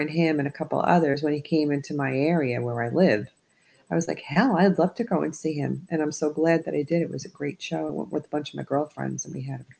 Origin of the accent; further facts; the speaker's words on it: New York, United States; moved away; also born or lived in New Jersey; I was originally from New York. I was born and raised in New York, so you never can get the Bronx out of me.